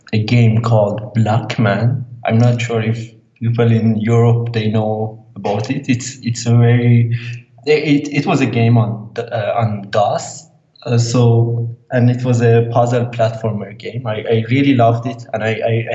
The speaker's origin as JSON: {"language": "English", "country": "Iran", "second_language": "English", "said": "I'm from Iran."}